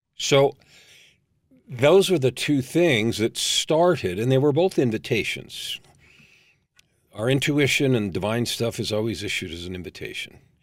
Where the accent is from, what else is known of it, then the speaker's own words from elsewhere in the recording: San Francisco Bay Area, California, United States; I grew up in San Francisco Bay Area during the time when hippies showed up